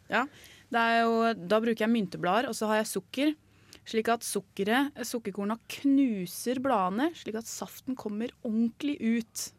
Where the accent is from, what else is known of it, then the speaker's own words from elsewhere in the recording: Larvik, Vestfold, Norway; i hjembyen min, da, Larvik